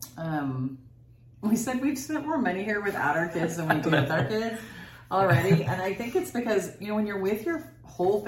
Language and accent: English; Texas, United States; we're from Texas